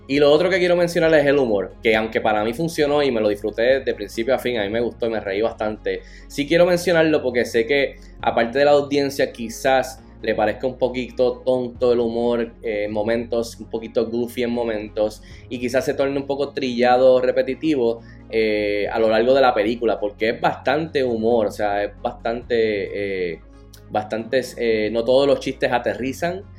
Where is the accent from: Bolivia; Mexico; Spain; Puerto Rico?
Puerto Rico; siendo puertorriqueño y latino